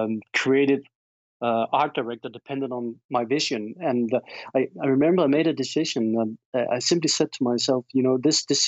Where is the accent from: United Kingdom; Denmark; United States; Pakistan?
Denmark; I'm from Denmark, Scandinavia